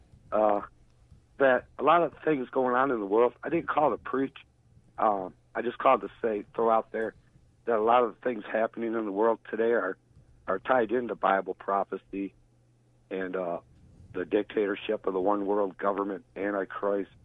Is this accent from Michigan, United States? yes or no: yes; Livonia, Michigan, United States; I grew up in Livonia